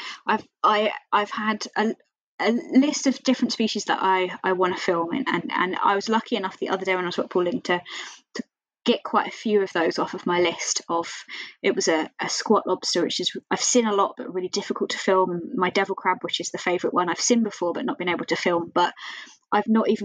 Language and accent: English; Kent, South East England, United Kingdom; now in Dundee, United Kingdom; I'm originally from Kent, and there I can go to the beach all the time